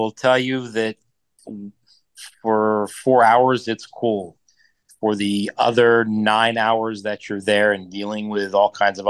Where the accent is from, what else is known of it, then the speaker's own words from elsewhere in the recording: Boston, Massachusetts, United States; We're from Boston.